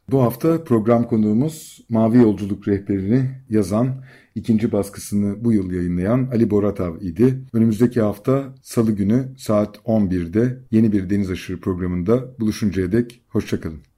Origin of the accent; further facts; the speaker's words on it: Bozcaada, Çanakkale, Turkey; bir Bozcaadalı olarak